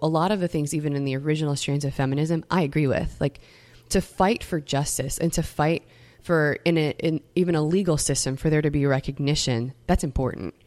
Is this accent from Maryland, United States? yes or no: no; Metairie, Louisiana, United States; I come from Metairie, Louisiana